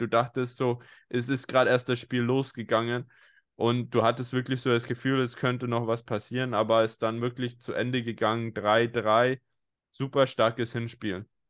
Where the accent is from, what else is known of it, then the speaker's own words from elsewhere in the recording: Bayreuth, Bavaria, Germany; now in Berlin, Germany; Ich komme ja aus Bayreuth ursprünglich, bin ja nur zugezogener in Berlin.